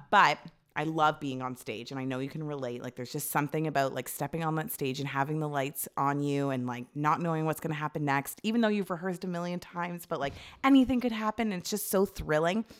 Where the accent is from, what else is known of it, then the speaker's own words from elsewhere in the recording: Toronto, Ontario, Canada; also born or lived in Ajax; I lived in Scarborough, like, near, I guess it was Toronto, but near our high school